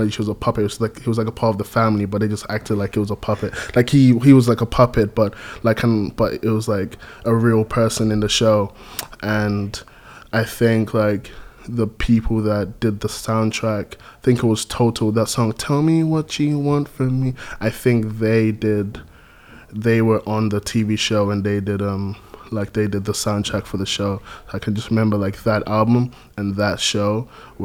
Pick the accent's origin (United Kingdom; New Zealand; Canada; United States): United Kingdom; London; also born or lived in Gambia; I was born in London. I lived in London until I was 7.